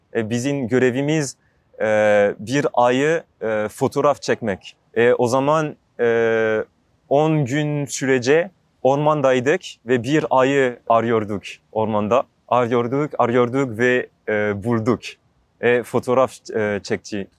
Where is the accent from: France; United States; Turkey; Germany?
France; Alsace, Grand Est; Turkish is a second language; moved away as an adult; Fransa'da Alsas bölgesinde büyüdüm.